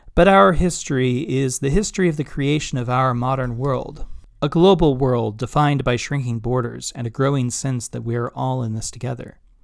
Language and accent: English; Kansas City, Missouri, United States; moved away as an adult; also born or lived in Chicago; now in Binghamton, United States; my six-year-old self, whose life changed dramatically when he moved with his parents from Chicago to Kansas City